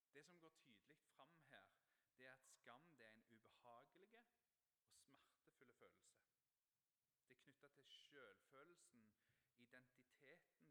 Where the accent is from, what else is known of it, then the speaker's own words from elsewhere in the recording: Ryfylke, Rogaland, Norway; jeg er oppvokst på Fågen i Ryfylke, og det er nynorsk land